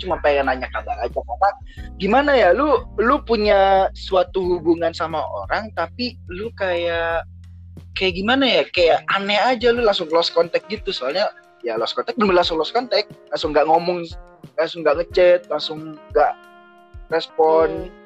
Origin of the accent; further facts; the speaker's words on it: Jakarta, Indonesia; Gue dari Jakarta. Gue di Jakarta.